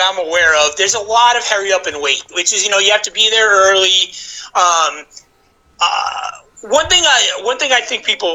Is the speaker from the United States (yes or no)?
yes; New York, United States; moved away; also born or lived in Orlando, Florida; I'm from New York, as I mentioned, and you can tell by my accent